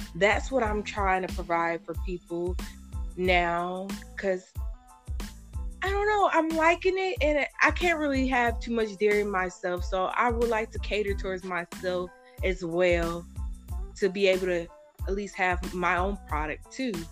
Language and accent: English; Indianapolis, Indiana, United States; I grew up on the east side of Indianapolis my whole life